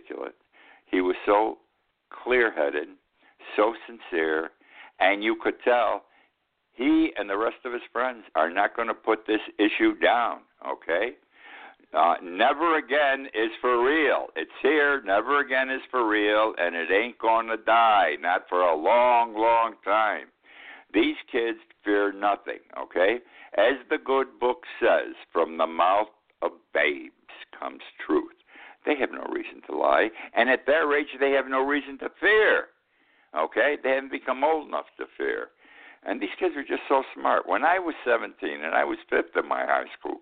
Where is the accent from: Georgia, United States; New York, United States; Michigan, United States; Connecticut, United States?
New York, United States; Utica; now in Key West, United States; 15 miles from my hometown of Utica